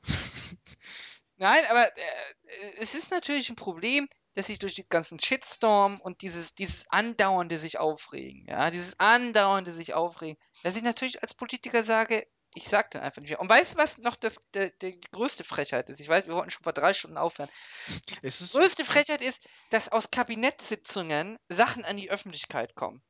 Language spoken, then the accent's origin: German; Germany; als Deutscher